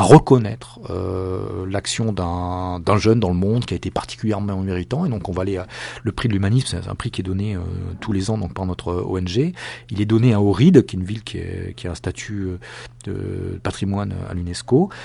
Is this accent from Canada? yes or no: no; France; je suis français